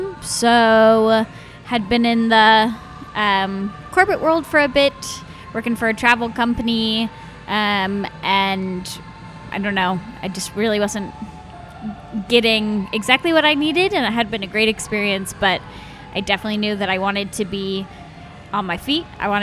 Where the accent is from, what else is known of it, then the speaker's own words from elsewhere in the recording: Oregon, United States; now in Seattle, United States; growing up in Oregon